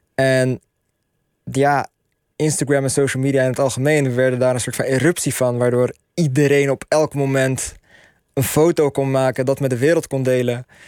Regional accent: Netherlands; we zijn Marokkaans-Nederlandse millennials

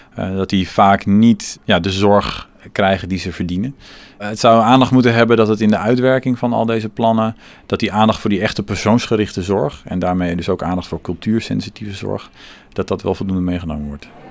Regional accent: Rotterdam, South Holland, Netherlands; Ik kom zelf uit Rotterdam-Zuid

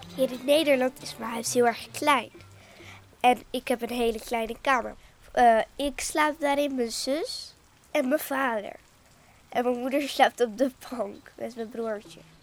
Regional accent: Egypt; now in Netherlands; Ik kom uit Egypte

